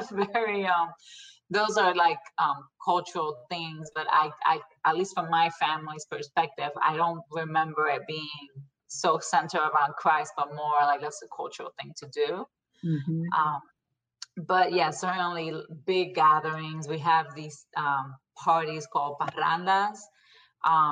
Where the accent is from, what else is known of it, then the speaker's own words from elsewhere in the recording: Puerto Rico; moved away as an adult; now in United States; So I'm originally born and raised in Puerto Rico. I'm from the west coast of the island. So I grew up there my whole life until I married